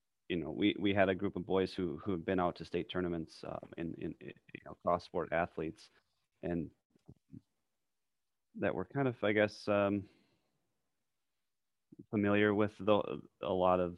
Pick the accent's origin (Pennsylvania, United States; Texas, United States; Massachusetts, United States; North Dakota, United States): North Dakota, United States; Fargo; I grew up in Fargo, so I went to Fargo South High